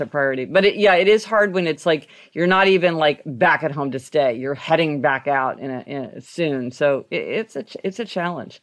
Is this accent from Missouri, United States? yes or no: yes; Kansas City, Missouri, United States; now in New York City, United States; I grew up driving in Kansas City